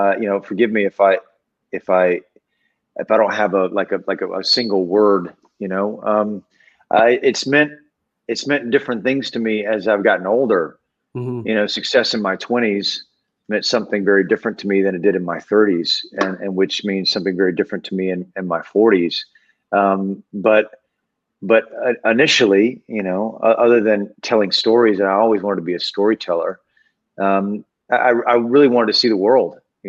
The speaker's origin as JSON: {"language": "English", "region": "Georgia", "country": "United States", "moved": "as an adult", "lives_now": "Los Angeles, United States", "said": "Well, I was 19 when I came to LA from Georgia, and so you know, I'm 49 now, so I've been out here for 30 years."}